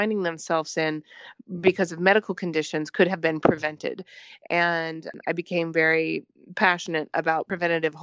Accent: Southern Missouri, United States; moved away as an adult; I was originally from Southern Missouri and got my undergraduate education there

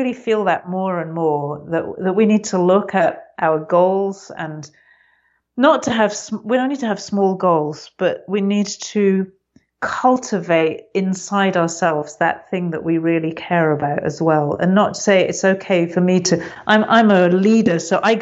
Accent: England, United Kingdom; I'm very English, as you probably noticed.

